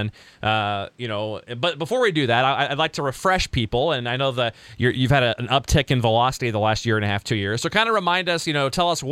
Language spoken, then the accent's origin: English; Midwest, United States; those of us like me from the Midwest